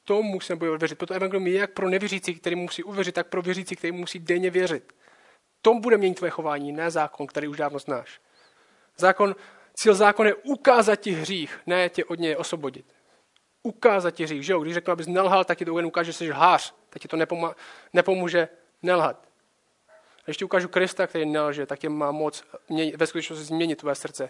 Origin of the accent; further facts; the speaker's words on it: Czechia; Moje hlavní identita není, že jsem Čech